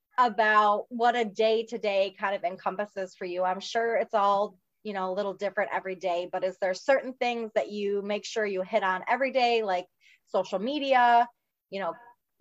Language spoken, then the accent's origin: English; Michigan, United States; now in Mooresville, United States; everybody's still back in Michigan for me